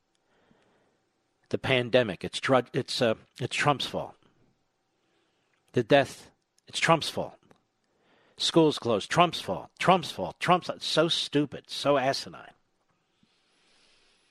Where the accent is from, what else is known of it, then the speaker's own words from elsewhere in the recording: Philadelphia, Pennsylvania, United States; Philadelphia is. That's my hometown